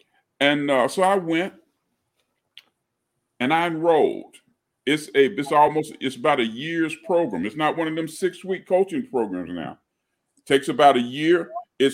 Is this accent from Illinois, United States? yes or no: no; Chattanooga, Tennessee, United States; moved away as an adult; also born or lived in Aiken, South Carolina; now in Atlanta, United States; born and raised in Chattanooga, Tennessee. You know, it's north of Atlanta, so I'm from the north.